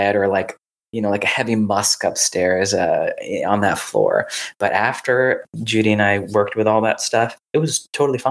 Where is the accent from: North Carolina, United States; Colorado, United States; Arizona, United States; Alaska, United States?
North Carolina, United States; Raleigh; where I grew up in Raleigh